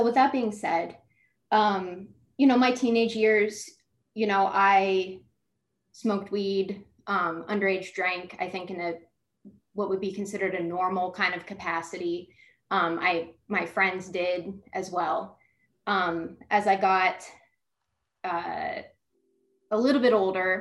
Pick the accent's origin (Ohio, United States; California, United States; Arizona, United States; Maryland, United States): Ohio, United States; Columbus; moved away as an adult; now in Florida, United States; I'm from Columbus, Ohio. I'm from a really large family.